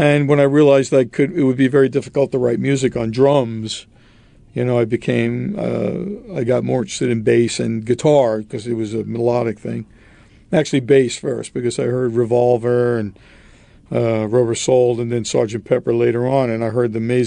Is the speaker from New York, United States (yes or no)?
yes; Roslyn, New York, United States; also born or lived in Brooklyn, New York; My father built a house in Roslyn in 1962, and I lived in Roslyn until I pretty much graduated from high school.